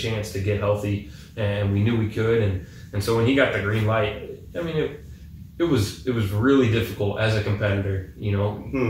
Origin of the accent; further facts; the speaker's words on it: Nebraska, United States; I grew up in Nebraska, so watching Huskers and watching NFL football